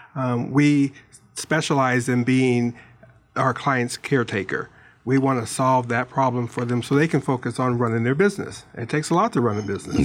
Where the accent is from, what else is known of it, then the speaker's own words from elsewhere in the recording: Pittsburgh, Pennsylvania, United States; now in Tucson, United States; I'm from Pittsburgh